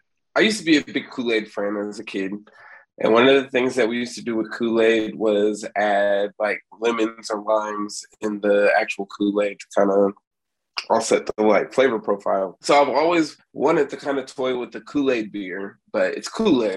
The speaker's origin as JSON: {"language": "English", "town": "Sacramento", "region": "California", "country": "United States", "moved": "as an adult", "lives_now": "San Antonio, United States", "said": "I'm originally from Sacramento"}